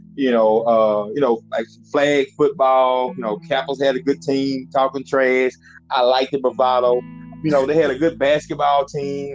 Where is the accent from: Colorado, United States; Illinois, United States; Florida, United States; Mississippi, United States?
Mississippi, United States; Hazlehurst; accent: Mississippi; I know you can hear this Mississippi accent